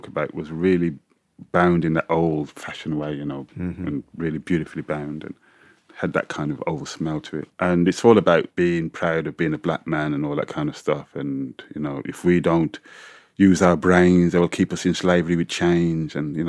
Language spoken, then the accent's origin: English; United Kingdom; Am I proud of being British? Not really.